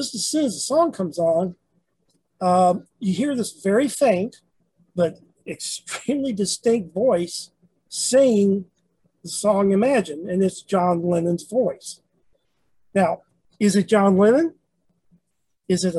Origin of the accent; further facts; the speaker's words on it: Memphis, Tennessee, United States; moved away; I'm originally from Memphis